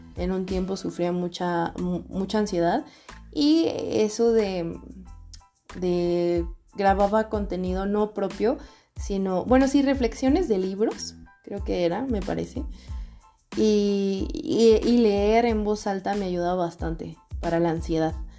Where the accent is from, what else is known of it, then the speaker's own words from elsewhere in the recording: Guadalajara, Jalisco, Mexico; moved away as an adult; Regresé a vivir a mi ciudad de origen, Guadalajara, Jalisco, México. Soy tapatía.